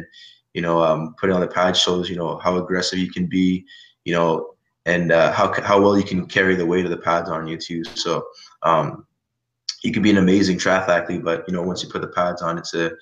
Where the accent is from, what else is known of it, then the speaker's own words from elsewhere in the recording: Canada; I'm from Canada